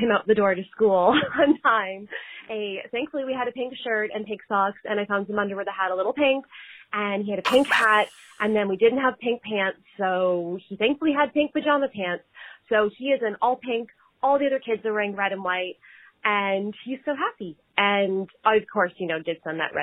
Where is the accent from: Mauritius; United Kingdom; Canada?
Canada; I'm up in Canada and I have some, it's been really tough being a Canadian the past year and a bit